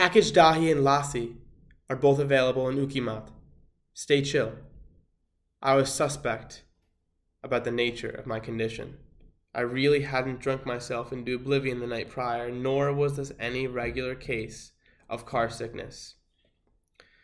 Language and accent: English; Connecticut, United States; my home state of Connecticut